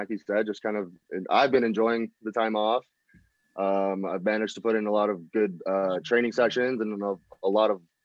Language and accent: English; Colombia; I'm Colombian